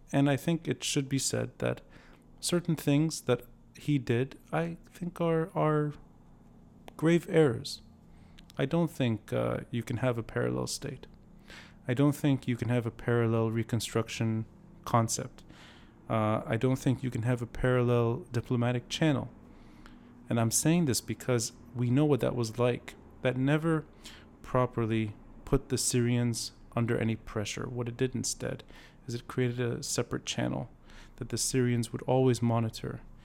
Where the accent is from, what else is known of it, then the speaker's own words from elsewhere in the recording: Beirut, Beirut Governorate, Lebanon; growing up in Beirut later